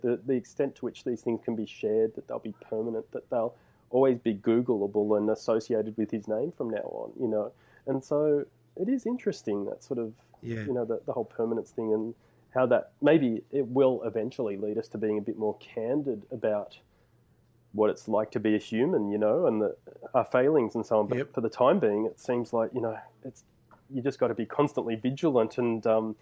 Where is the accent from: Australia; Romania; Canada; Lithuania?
Australia; Bourke, New South Wales; I spent a fair chunk of my childhood growing up in Bourke, which is a rural community in sort of far west New South Wales.